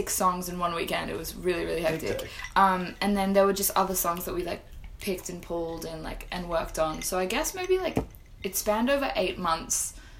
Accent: Sydney, New South Wales, Australia; also born or lived in Florence, Italy; In Sydney, yeah.

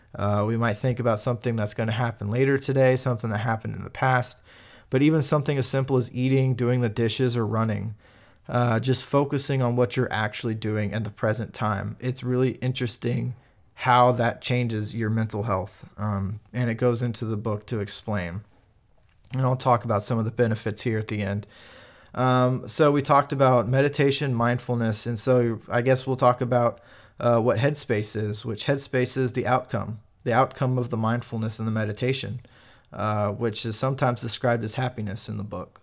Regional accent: Kansas, United States; I'm from Kansas

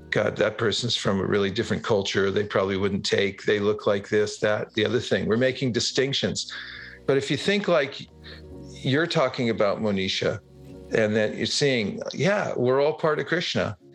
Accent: California, United States; Uh, I first announce myself and say, I'm from California.

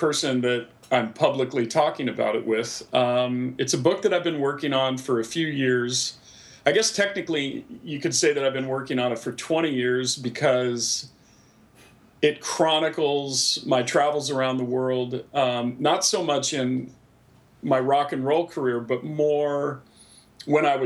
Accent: Pacific Northwest, United States; also born or lived in Seattle; growing up in the Pacific Northwest

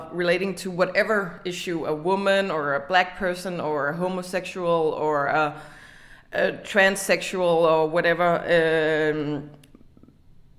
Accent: Denmark; in Denmark we are adapting American trends

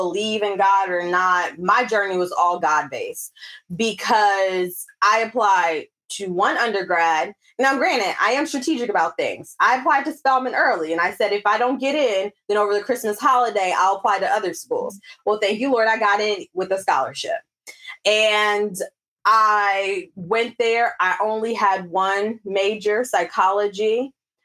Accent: Alpharetta, Georgia, United States; also born or lived in the North; now in California, United States; growing up in Alpharetta

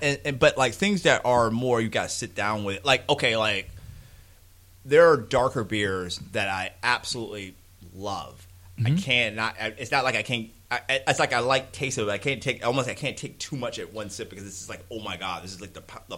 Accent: United States; I'm ugly American

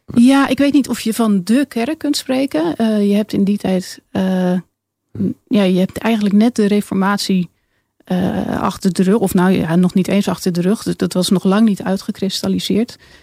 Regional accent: along the Lek, Rivierengebied, Netherlands; ik eh, kom uit het rivierengebied, ben eh, opgegroeid

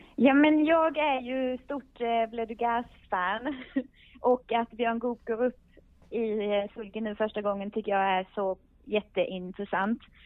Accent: Skåne, Sweden; jag är ju skåning själv

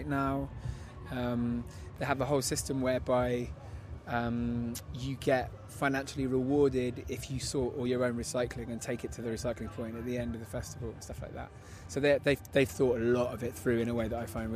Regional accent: Bristol, South West England, United Kingdom; I'm a spoken word artist, multi-instrumentalist, singer, and I come from Bristol

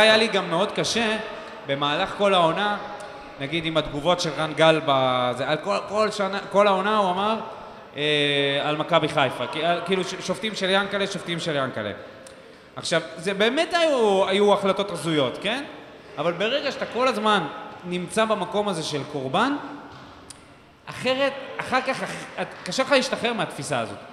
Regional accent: Beersheba, Southern District, Israel; גדלנו פה בעיר, היינו הולכים אחרי משחקים בווסרמיל, היינו עוצרים במקיף ג'

